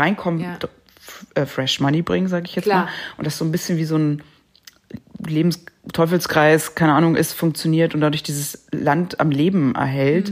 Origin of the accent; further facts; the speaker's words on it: Germany; bei uns in Deutschland